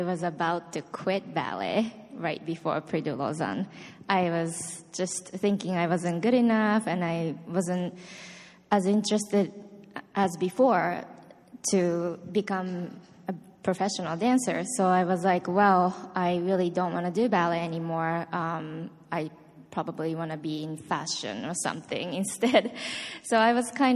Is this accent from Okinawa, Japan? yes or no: no; Osaka, Japan; moved away; I am from Osaka, Japan, and I started taking ballet classes at age 7.